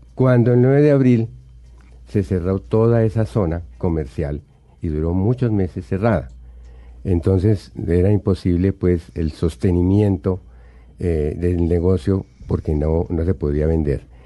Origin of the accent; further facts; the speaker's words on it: Buga, Valle del Cauca, Colombia; moved away; also born or lived in Bogotá / Medellín; Me crié en Buga, no ejerzo como bugueño, pero sí tengo todos maravillosos recuerdos de mi vida allá.